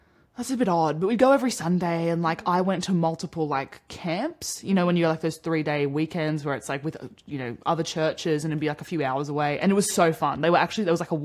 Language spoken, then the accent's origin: English; Sydney, New South Wales, Australia; also born or lived in Orange, New South Wales; My upbringing was that I lived in Orange as a small child for 3 years, and then we moved to Sydney for 10 years. And then when I was 14, we moved back to Orange